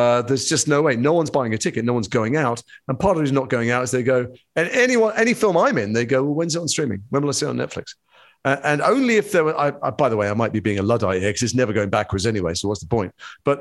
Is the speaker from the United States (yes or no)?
no; Edgware, London, United Kingdom; the community I grew up in Edgware